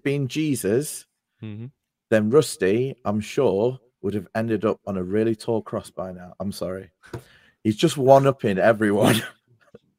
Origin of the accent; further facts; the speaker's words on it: Nottingham, East Midlands, United Kingdom; No, they can't have Nottingham Town Centre. That's my hometown